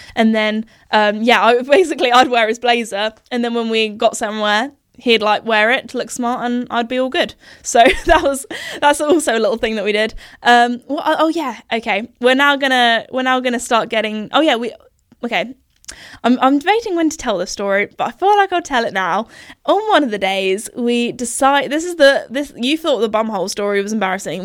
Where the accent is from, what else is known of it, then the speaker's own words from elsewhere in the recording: United Kingdom; accent: posh British; I think I go a little bit like even more posh with my accent